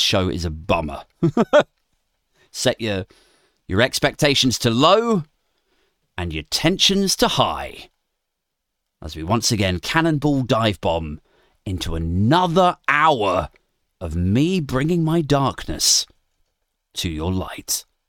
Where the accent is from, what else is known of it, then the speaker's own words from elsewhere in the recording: Maidenhead, South East England, United Kingdom; my hometown of Maidenhead, Berkshire